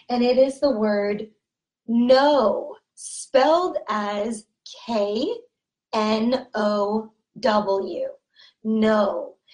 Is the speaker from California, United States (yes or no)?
yes; California, United States; accent: Californian; pronouncing these words with an accent from California. Okay? And that's good. It's good for you because my accent is very neutral, meaning that everyone can understand my accent.